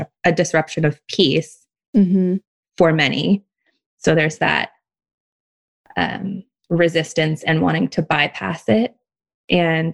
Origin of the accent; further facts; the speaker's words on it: Oakland, California, United States; moved away as an adult; now in Hawaii, United States; And then I grew up in Oakland.